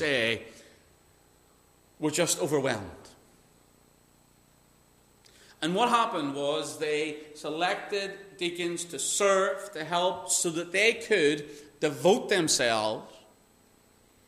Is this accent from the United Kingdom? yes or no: yes; Northern Ireland, United Kingdom; I grew up in Northern Ireland